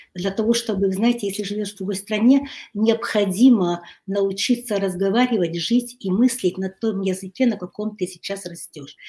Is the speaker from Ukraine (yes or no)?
yes; Kyiv, Ukraine; moved away as an adult; now in Hungary; Я родилась в Киеве. Mm-hmm. И, э, училась э, в киевском э, китайском интернате. Я выросла